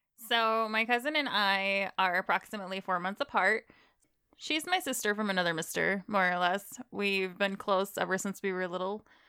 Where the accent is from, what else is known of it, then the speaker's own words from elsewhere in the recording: Illinois, United States; I'm from Illinois